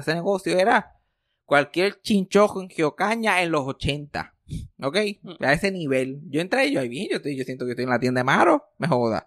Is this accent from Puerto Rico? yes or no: yes; Puerto Rico; accent: jíbaro; mi acento jíbaro